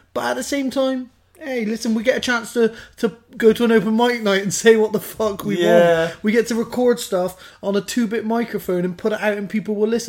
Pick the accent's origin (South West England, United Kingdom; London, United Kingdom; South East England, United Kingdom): South West England, United Kingdom; Bristol; We're lucky being from Bristol.